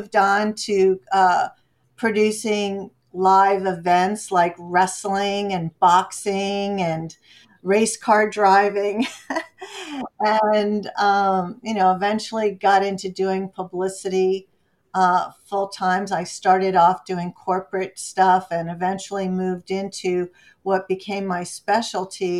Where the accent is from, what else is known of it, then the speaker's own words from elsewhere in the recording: South Florida near Miami, United States; moved away as an adult; now in Los Angeles, United States; I was born in South Florida near Miami. And I grew up there